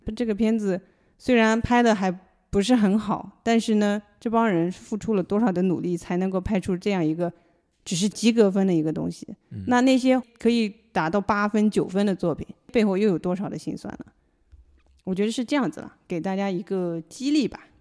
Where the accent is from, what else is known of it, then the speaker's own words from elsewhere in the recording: China; 我们中国人